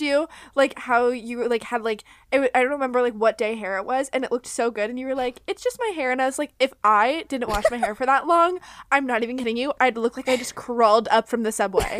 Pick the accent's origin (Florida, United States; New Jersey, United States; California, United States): Florida, United States; I grew up in Florida